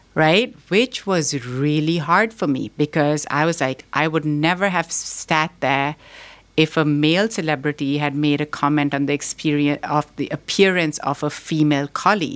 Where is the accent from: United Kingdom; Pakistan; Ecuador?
Pakistan; also born or lived in Boston, United States; now in United States; I was born here in Boston, but I grew up in Pakistan.